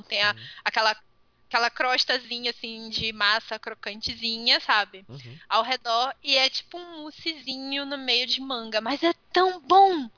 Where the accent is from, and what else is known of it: Brazil